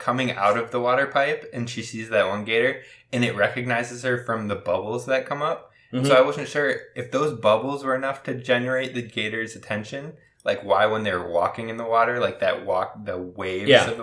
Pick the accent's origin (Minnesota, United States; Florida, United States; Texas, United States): Minnesota, United States; we're from Minnesota